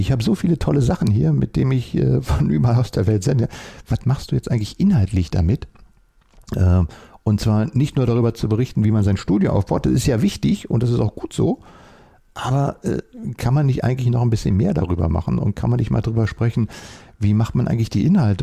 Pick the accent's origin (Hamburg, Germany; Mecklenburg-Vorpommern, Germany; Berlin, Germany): Berlin, Germany; Ich bin ja hier in Berlin aufgewachsen, in Westberlin